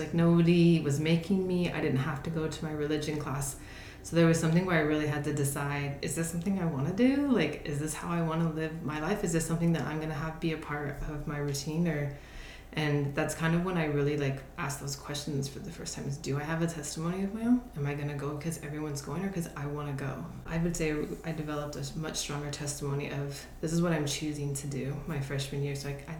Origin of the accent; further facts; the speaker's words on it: La Verkin, Utah, United States; also born or lived in Southern California; Right before I started fifth grade, we moved to a really small town in Southern Utah called Laverkan, and my parents settled down there, still live in the same home.